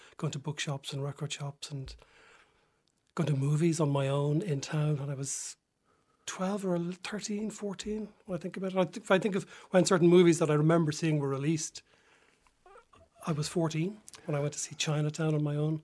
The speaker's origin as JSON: {"language": "English", "town": "Dublin", "region": "Leinster", "country": "Ireland", "tie": "born or raised there", "said": "I'm from Dublin"}